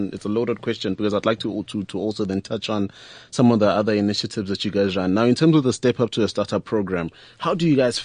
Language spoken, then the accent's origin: English; Tembisa, Gauteng, South Africa; I'm from Tembisa. My company has been there now for the past 10 years, been running from Tembisa